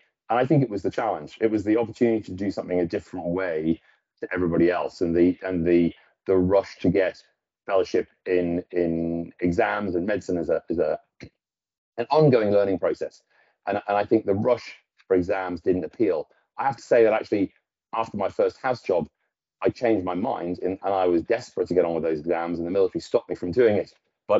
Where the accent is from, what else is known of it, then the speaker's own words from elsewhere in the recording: Newcastle, North East England, United Kingdom; No, I'm actually from Newcastle. Not that you'd guess. But so I went to school in Newcastle, and my mother's Norwegian.